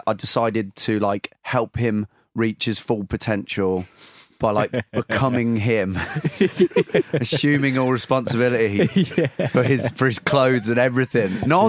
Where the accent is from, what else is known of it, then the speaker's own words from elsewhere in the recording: United Kingdom; I think that, the especially being a British, like, you just want to, like, you want to avoid awkwardness so much.